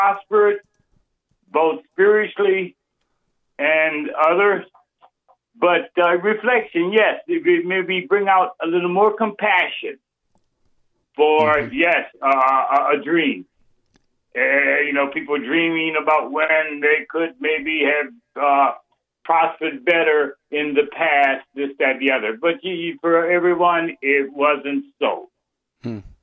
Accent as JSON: {"language": "English", "town": "New Orleans", "region": "Louisiana", "country": "United States", "tie": "born or raised there", "moved": "yes", "lives_now": "Milwaukee, United States", "said": "I'm a Black American, okay, born and raised in New Orleans, residing in Milwaukee at present"}